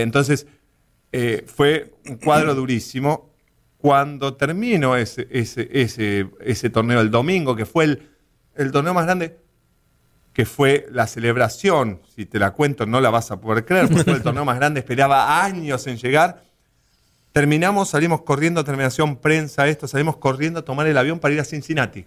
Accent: Buenos Aires Province, Argentina; moved away as an adult; now in United States; la verdad que nací en Buenos Aires, no nací, nací un poquito a las afueras de Buenos Aires. Buenos Aires en sí, cerca del aeropuerto

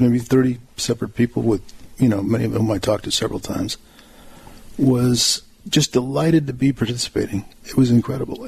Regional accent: Green Bay, Wisconsin, United States; I was born in Green Bay. I grew up in northeastern Wisconsin

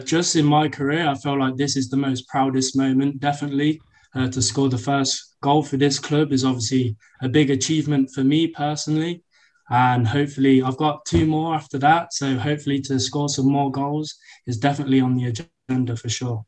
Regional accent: Rugby, West Midlands, United Kingdom; moved away as an adult; also born or lived in Indiana; now in Lubbock, United States; I'm from Rugby in the UK

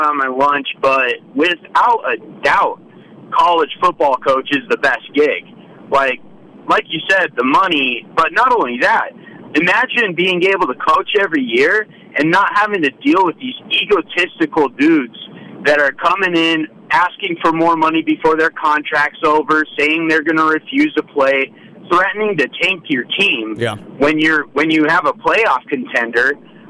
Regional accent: West Coast, United States; I'm from West Coast.

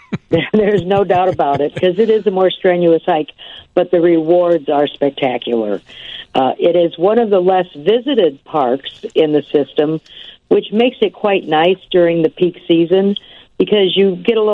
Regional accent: Midwest, United States; I grew up in the Midwest

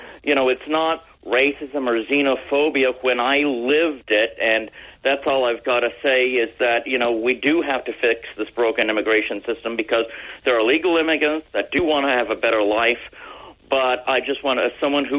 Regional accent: Tucson, Arizona, United States; I was born and raised in Tucson, Arizona.

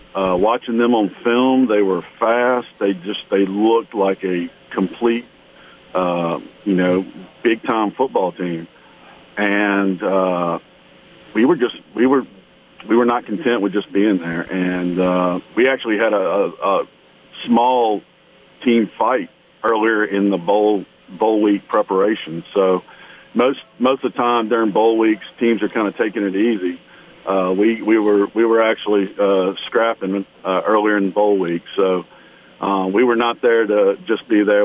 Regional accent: Baton Rouge, Louisiana, United States; I grew up in Baton Rouge and went to Catholic high school

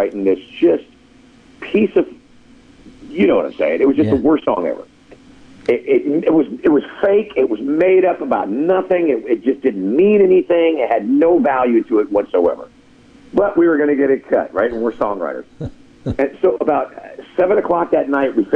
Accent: Los Angeles, California, United States; moved away as an adult; also born or lived in Bakersfield, California / Nashville, Tennessee; I was from Los Angeles by way of Bakersfield

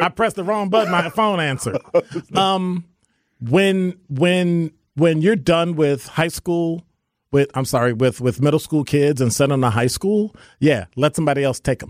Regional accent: Chicago, Illinois, United States; moved away as an adult; now in Milwaukee, United States; from Chicago

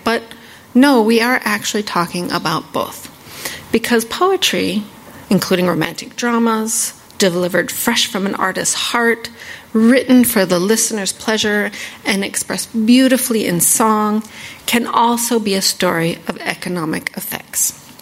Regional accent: northeast Arizona, United States; now in Washington, D.C., United States; I'm Navajo. I grew up on the Navajo Reservation in northeast Arizona

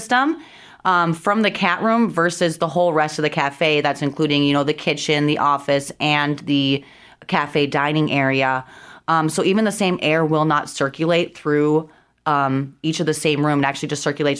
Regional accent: Minnesota, United States; moved away as an adult; now in South Dakota, United States; originally I'm actually from Minnesota, born and raised there, but I've been in South Dakota for about 10 years

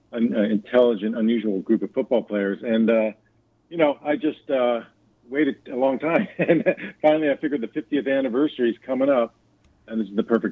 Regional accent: Miami, Florida, United States; I grew up in Miami, and I was a 9-year-old kid that year during the perfect season.

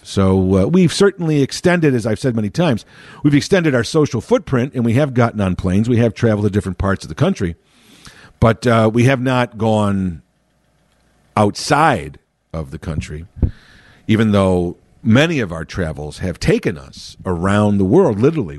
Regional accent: Chicago, Illinois, United States; born and raised in Chicago

